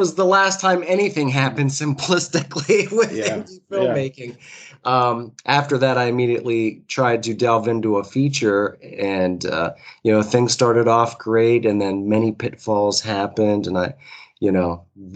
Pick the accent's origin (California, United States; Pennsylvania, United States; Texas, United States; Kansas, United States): Pennsylvania, United States; Pittsburgh; I hail from the Pittsburgh, Pennsylvania area